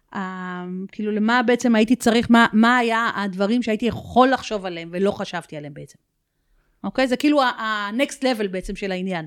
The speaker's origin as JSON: {"language": "Hebrew", "country": "Israel", "said": "אנחנו ישראלים"}